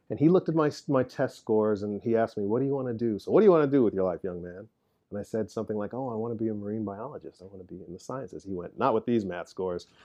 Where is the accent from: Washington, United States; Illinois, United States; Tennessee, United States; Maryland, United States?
Illinois, United States; Chicago; moved away; I grew up on South Side of Chicago, working class